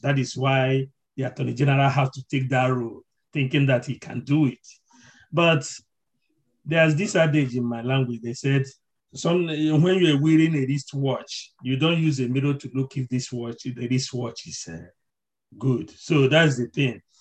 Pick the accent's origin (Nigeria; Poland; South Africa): Nigeria; as a Nigerian